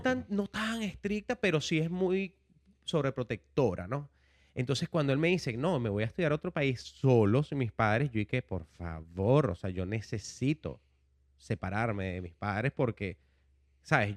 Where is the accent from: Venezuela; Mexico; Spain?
Venezuela; Caracas, Capital District; moved away as an adult; now in United States; un joven venezolano, vengo de Caracas, tengo en los Estados Unidos desde el 2007